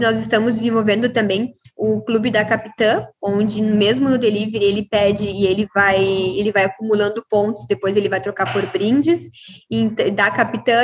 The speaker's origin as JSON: {"language": "Portuguese", "town": "Uruguaiana", "region": "Rio Grande do Sul", "country": "Brazil", "said": "Sou gaúcha, sou da cidade de Uruguaiana, Rio Grande do Sul"}